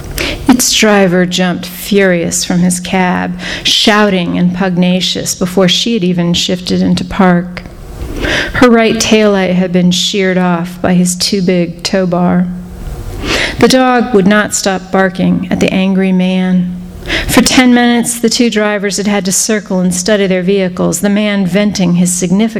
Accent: Wichita, Kansas, United States; moved away; also born or lived in New Mexico / Texas / Colorado; I grew up in Wichita, Kansas

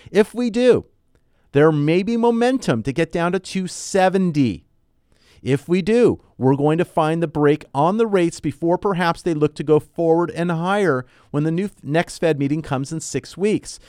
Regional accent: Southern California, United States; I was born and raised here in Southern California.

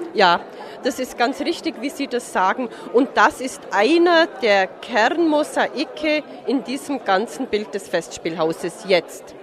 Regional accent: Forggensee, between Forggensee and Hohenschwangau, Bavaria, Germany; now in Marktoberdorf, Germany; Im Prinzip bin ich am Forkensee aufgewachsen zwischen Forkensee und Hohenschwangau

